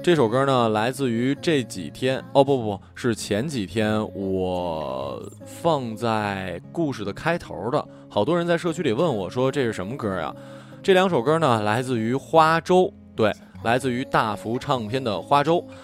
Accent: Northeast China, China; 作为一个东北人，我很值得骄傲啊

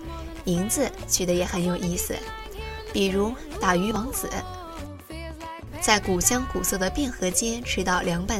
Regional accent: Shandong, China; 这让我想起了我的故乡山东，沿着运河也曾有过很多辉煌的城市，比如临清、台儿庄，但是都因为运河的衰落而沉寂。

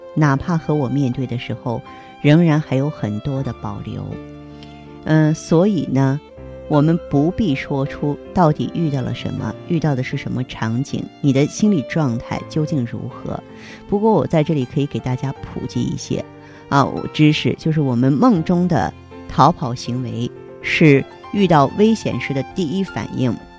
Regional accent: China; 我们生在中国

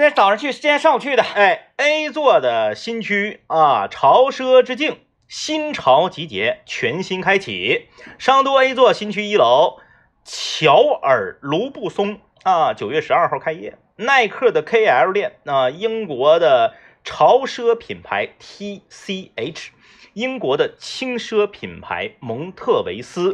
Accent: Liaoning, China; 我回到我这个辽宁的农村老家

